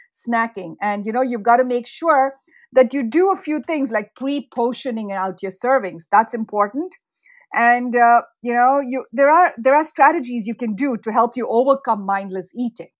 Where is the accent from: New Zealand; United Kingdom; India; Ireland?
India; moved away as an adult; now in United States; I grew up in India